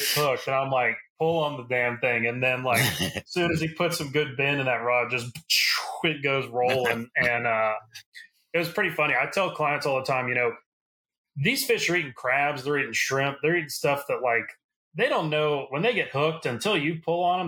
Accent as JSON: {"language": "English", "region": "South Louisiana", "country": "United States", "tie": "born or raised there", "said": "I'm from South Louisiana. I've grown up here my whole life."}